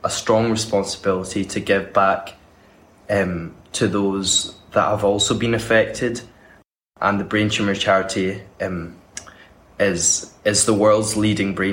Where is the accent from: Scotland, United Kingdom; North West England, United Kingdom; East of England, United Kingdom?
Scotland, United Kingdom; Glasgow; I'm from Glasgow and I study at St Andrews University